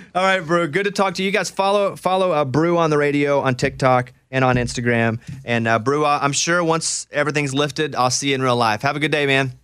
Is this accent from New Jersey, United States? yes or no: no; Little Rock, Arkansas, United States; I grew up in Arkansas. My goal was always to work in Little Rock 'cause that's where I grew up